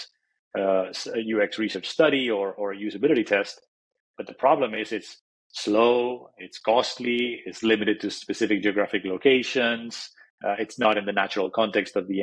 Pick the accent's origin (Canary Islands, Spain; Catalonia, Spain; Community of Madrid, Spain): Community of Madrid, Spain; Madrid; now in Silicon Valley, United States; I'm originally from Madrid, Spain, and I grew up over there